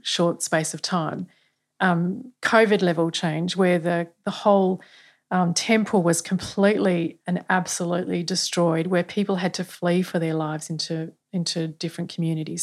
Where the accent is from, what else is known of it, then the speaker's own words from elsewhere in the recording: Australia; as Australian people